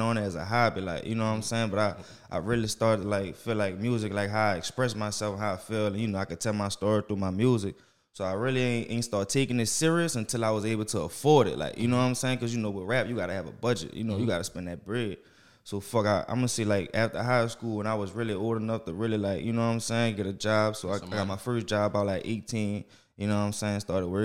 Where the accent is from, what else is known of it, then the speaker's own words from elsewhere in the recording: New Orleans, Louisiana, United States; I'm from there. From the 7 Wall